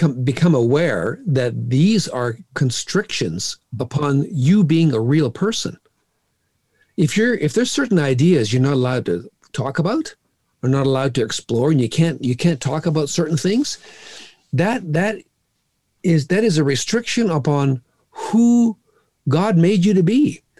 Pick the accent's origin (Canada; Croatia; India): India; No, I was raised in a different home. I grew up in India as a missionary's kid.